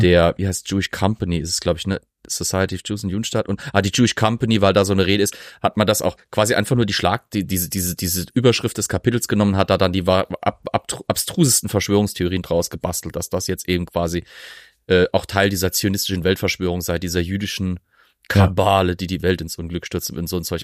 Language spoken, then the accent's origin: German; Germany; als Deutsche